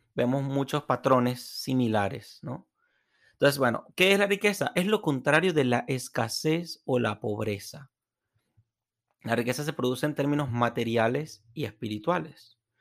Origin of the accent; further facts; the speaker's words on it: Venezuela; moved away; en el estadio de fútbol de mi tierra